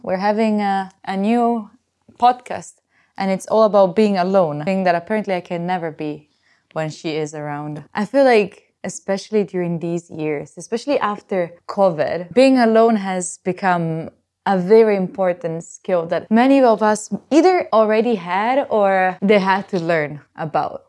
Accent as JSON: {"language": "English", "country": "Italy", "said": "I'm from Italy"}